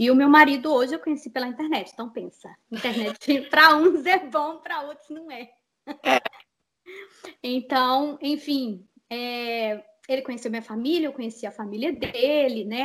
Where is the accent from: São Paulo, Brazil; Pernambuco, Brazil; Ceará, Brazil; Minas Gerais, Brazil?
Minas Gerais, Brazil; Betim; moved away as an adult; also born or lived in Belo Horizonte; now in United States; vim de Minas Gerais. Morei, nasci em BH, morava em Betim, morei em Betim a vida inteira